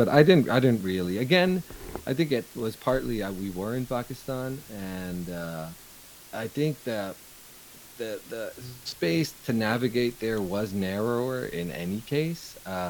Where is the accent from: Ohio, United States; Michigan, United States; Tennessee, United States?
Ohio, United States; born there; So, and I was born here in Ohio, actually.